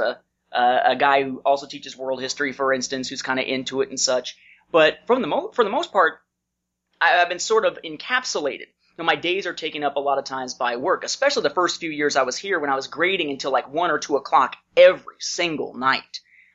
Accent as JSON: {"language": "English", "region": "Indiana", "country": "United States", "moved": "as an adult", "said": "I moved to Georgia from Indiana in 2002 once I graduated from college."}